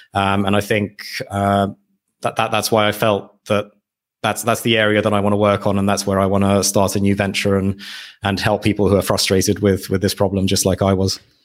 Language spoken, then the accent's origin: English; United Kingdom; moved away as an adult; now in Hungary; my parents decided to move to the U K, uh, for, yeah, for, for job, job opportunities. And that's where I grew up